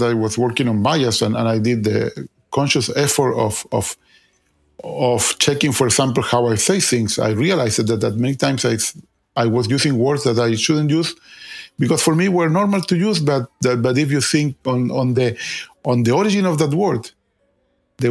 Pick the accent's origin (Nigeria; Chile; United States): Chile; moved away; I'm originally from Chile